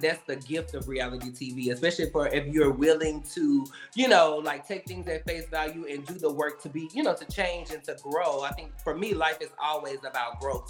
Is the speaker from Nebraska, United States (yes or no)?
no; right outside of Memphis, Tennessee, United States; moved away as an adult; also born or lived in Nashville, Tennessee; now in Los Angeles, United States; Originally, I'm from Tennessee. Um, okay. I grew up in right outside of Memphis, Tennessee